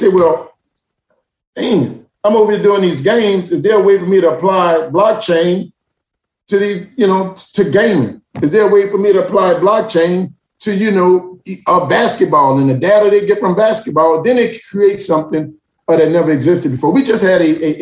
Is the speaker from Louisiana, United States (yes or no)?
yes; New Orleans, Louisiana, United States; also born or lived in Atlanta, Georgia; I grew up in New Orleans